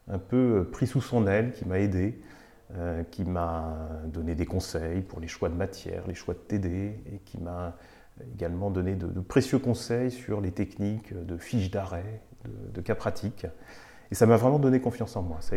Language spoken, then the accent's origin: French; Nantes, Pays de la Loire, France; moved away as an adult; also born or lived in Bordeaux; now in Paris, France; moi j'ai grandi à Nantes, je suis nantais, c'est là que j'ai toutes mes, racines et mon histoire, euh, la première partie de ma vie. J'ai vécu 22 ans à Nantes.